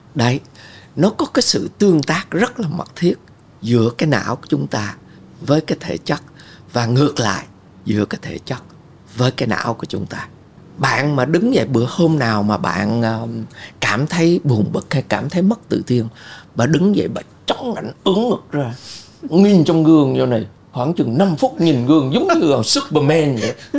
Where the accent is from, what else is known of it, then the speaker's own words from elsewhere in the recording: Vietnam; tôi lớn lên ở Việt Nam